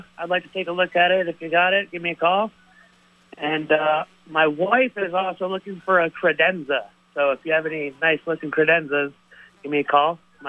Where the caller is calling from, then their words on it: Woodbury, Vermont, United States; I'm calling from Woodbury.